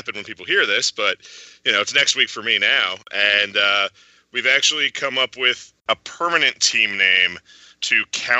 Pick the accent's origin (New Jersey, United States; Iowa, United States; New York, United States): New Jersey, United States; Jersey City; I'm from Jersey City, New Jersey